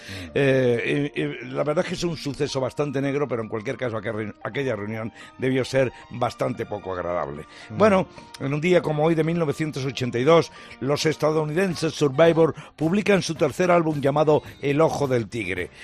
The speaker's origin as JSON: {"language": "Spanish", "town": "Talavera de la Reina", "region": "Castilla-La Mancha", "country": "Spain", "moved": "yes", "lives_now": "Madrid, Spain", "said": "vivo en Madrid, no puedo ir a mi pueblo, Talavera de la Reina, que está en la comunidad de Castilla-La Mancha"}